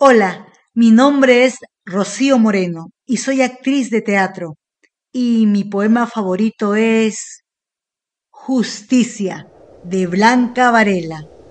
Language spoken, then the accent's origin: Spanish; La Guaira, Venezuela; moved away as an adult; soy de La Guaira, Venezuela